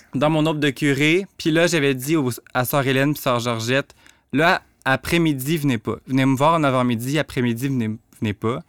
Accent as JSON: {"language": "French", "town": "Rivière-du-Loup", "region": "Quebec", "country": "Canada", "tie": "born or raised there", "also_born_or_lived": "Montreal", "moved": "yes", "said": "je viens de Rivière-du-Loup, j'ai grandi dans un milieu très redneck"}